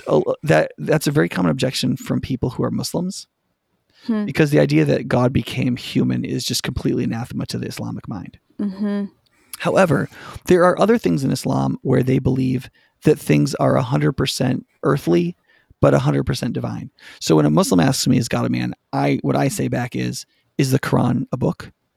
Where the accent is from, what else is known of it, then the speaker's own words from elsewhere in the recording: Watertown, New York, United States; But if I tell you I grew up in Watertown, New York, and you believe it